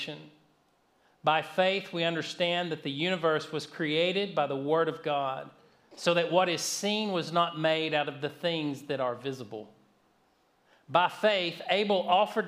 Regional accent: North Georgia, United States; I grew up in North Georgia, not far from the Blue Ridge Mountains

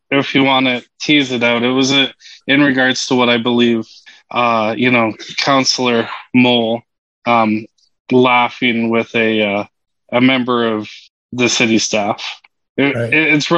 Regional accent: Vancouver Island, British Columbia, Canada; moved away as an adult; also born or lived in Edmonton; now in Regina, Canada; I had actually hail from Vancouver Island

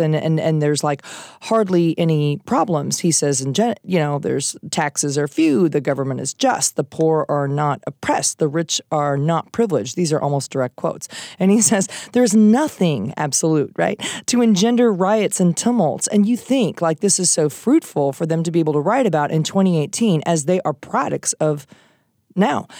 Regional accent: Iowa, United States; moved away; I'm from Iowa originally

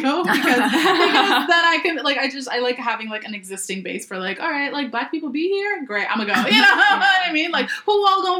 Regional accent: Canada; also born or lived in Vancouver

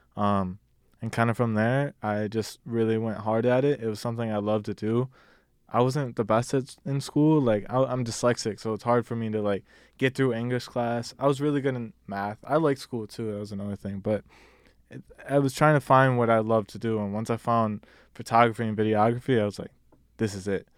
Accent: Detroit, Michigan, United States; now in Richmond, United States; I'm originally from Detroit, Michigan. I live in Virginia now, uh, Richmond

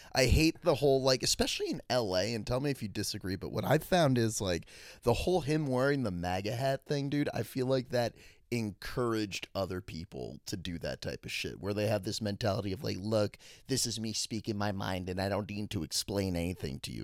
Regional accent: Washington, District of Columbia, United States; my hometown, D C

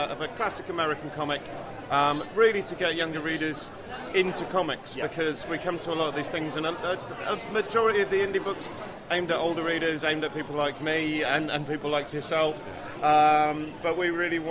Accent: Yorkshire and the Humber, United Kingdom; now in London, United Kingdom; we're both from Yorkshire, so this is kind of like a little bit of a homecoming

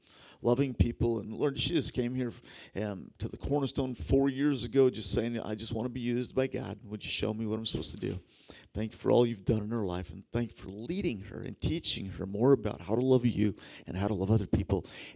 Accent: Philippines; she's going to the tribal group that I grew up with in the Philippines.

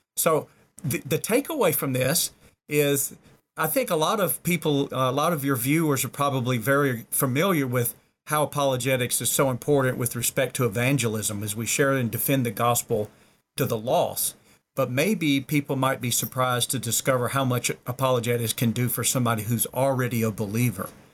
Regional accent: the South, United States; I was born and reared in the South, er, you know, stereotypically the Bible Belt.

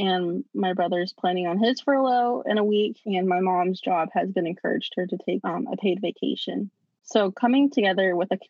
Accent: Navajo Nation, United States; And I say this because I'm Navajo from the Navajo Nation, and we have the highest cases.

